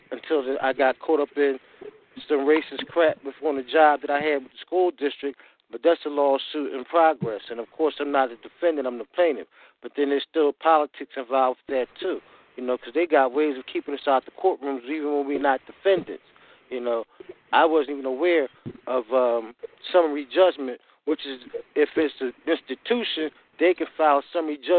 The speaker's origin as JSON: {"language": "English", "town": "Philadelphia", "region": "Pennsylvania", "country": "United States", "tie": "born or raised there", "said": "I was growing up in Philly"}